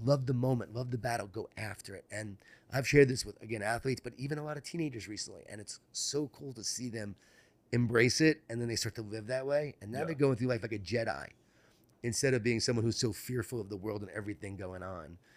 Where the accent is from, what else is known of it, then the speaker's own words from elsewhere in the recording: Long Island, New York, United States; Growing up in Long Island, New York